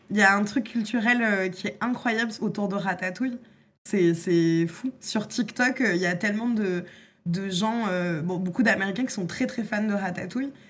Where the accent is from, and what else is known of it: France